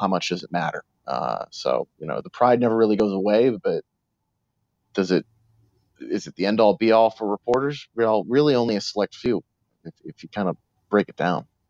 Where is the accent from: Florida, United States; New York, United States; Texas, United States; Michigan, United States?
New York, United States; New York City; I grew up in New York City